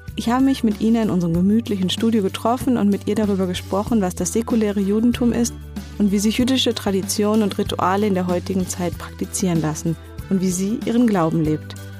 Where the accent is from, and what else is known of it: Berlin, Germany; born or raised there